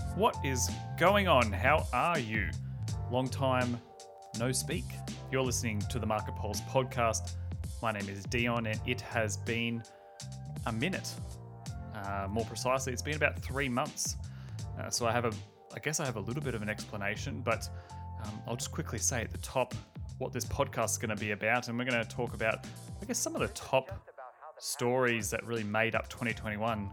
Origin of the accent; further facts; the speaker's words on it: Australia; I'm Australian